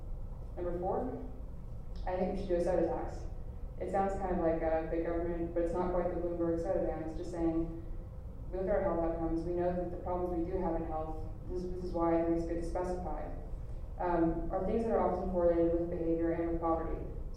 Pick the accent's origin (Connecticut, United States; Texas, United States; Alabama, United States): Texas, United States; the things you hear as a Texan, oh, Texans are just so backwards, so knuckle-dragging.